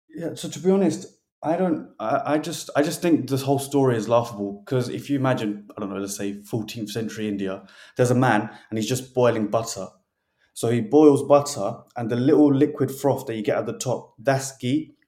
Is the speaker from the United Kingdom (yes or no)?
yes; United Kingdom; us as British